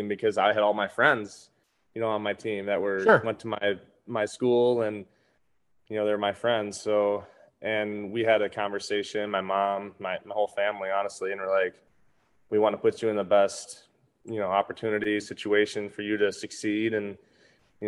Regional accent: Saginaw, Michigan, United States; my hometown, Saginaw, Michigan.

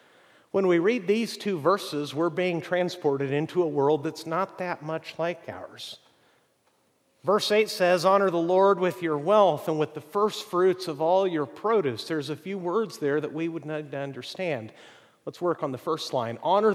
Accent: Chihuahua, Mexico; Where I grew up in Mexico, about an hour away, is prime apple-growing country. And the first and best apples I'd ever seen in my life came out of Chihuahua, Mexico.

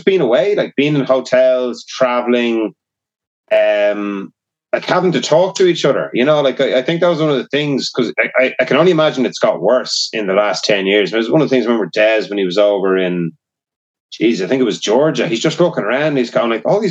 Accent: Ireland; being Irish

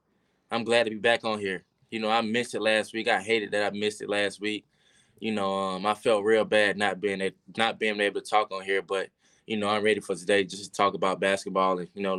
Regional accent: Georgia, United States; I had a lot of family there. I'm from Georgia.

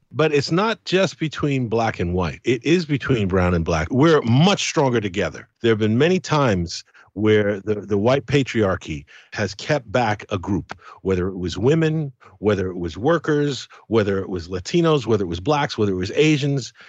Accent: United Kingdom; also born or lived in Caribbean; I'm Caribbean, I'm British, I, I've got mixed blood in me

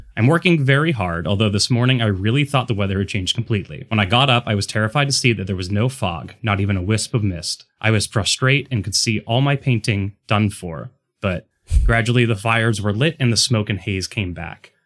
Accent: Pittsburgh, Pennsylvania, United States; growing up in Pittsburgh

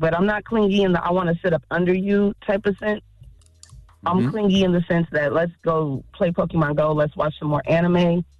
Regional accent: Kansas City, United States; now in Minneapolis, United States; You know, I grew up in Kansas City and now I live in Minneapolis.

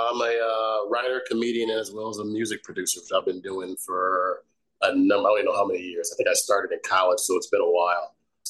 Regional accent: Chicago, Illinois, United States; I grew up in Chicago, originally from the south side of Chicago.

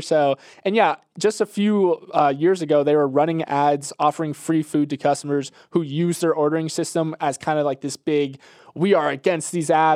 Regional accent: Tampa, Florida, United States; moved away; the Tampa Bay area, my hometown

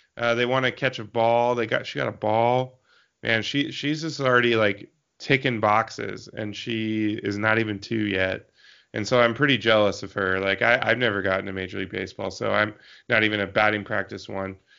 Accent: Eastern Washington, United States; also born or lived in Seattle; I grew up in Eastern Washington

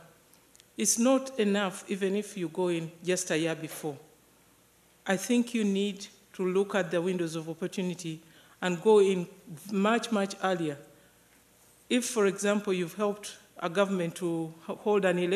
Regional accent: Uganda; now in Tanzania; I come from Uganda. I'm currently living in Tanzania.

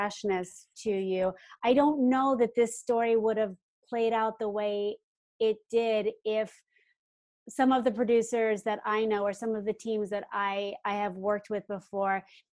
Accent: New York, United States; moved away as an adult; now in Los Angeles, United States; I'm a New Yorker too, a Broadway actor, and I came out here to pursue film and television work

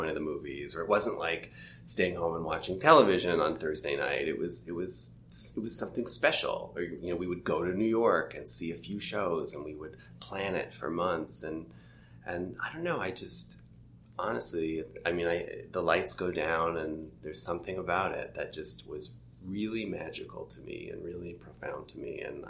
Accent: Toronto, Ontario, Canada; I grew up in Toronto

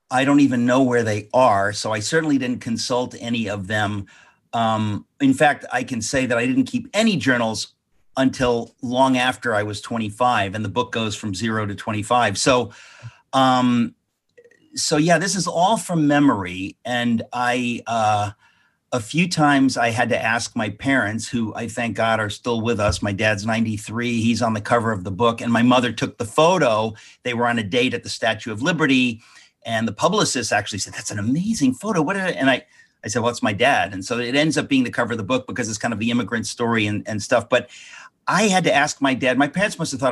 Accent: United States; I was kind of like a typical person just living, growing up in America

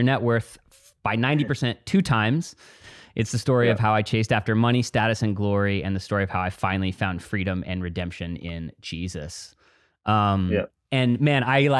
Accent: Dallas, Texas, United States; I grew up in Dallas, Texas

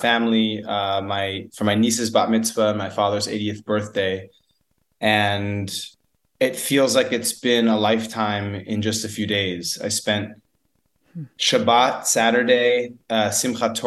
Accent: United States; As an American

